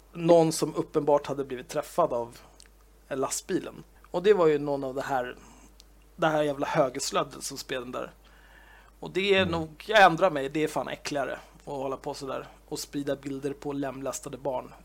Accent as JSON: {"language": "Swedish", "town": "Stockholm", "region": "Stockholm County", "country": "Sweden", "tie": "born or raised there", "said": "född och uppvuxen i Stockholm, den kungliga huvudstaden"}